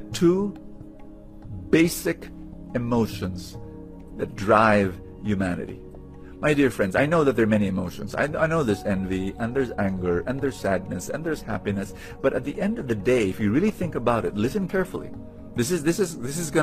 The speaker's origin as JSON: {"language": "English", "town": "Manila", "region": "Metro Manila", "country": "Philippines", "tie": "born or raised there", "also_born_or_lived": "Cebu", "said": "I am Filipino. I was born in Manila."}